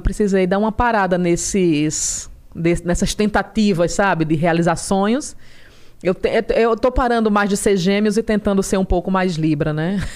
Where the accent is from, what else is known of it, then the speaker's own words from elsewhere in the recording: Palmeira dos Índios, Alagoas, Brazil; moved away as an adult; also born or lived in Maceió; now in São Paulo, Brazil; Sou de Maceió. Nasci em Maceió e aos cinco anos eu fui morar em Palmeira dos Índios, no interior.